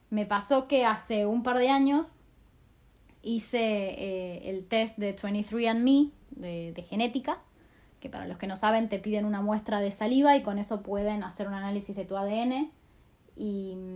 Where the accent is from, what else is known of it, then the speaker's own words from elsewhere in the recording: Argentina; en países como Argentina, de donde yo soy